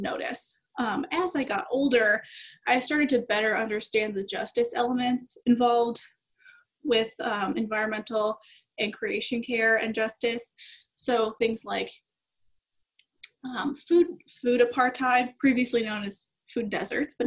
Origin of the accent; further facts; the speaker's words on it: Madison, Wisconsin, United States; I'm originally from Madison, Wisconsin